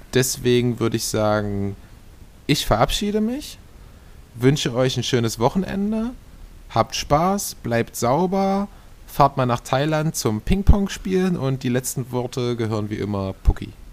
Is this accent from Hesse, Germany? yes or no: no; Saxony-Anhalt, Germany; hier bei uns in Sachsen-Anhalt